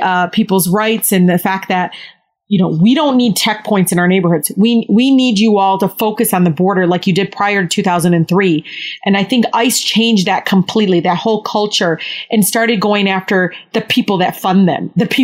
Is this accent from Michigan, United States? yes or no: yes; Detroit, Michigan, United States; I grew up in Southwest Detroit